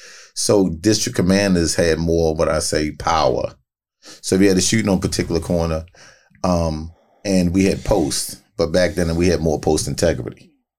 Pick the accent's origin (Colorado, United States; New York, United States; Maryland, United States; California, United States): Maryland, United States; Baltimore; Both. I'm from Baltimore, period.